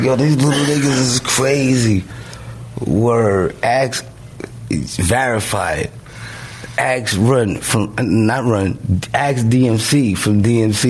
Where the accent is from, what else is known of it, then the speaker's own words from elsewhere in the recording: New York City, New York, United States; I grew up around all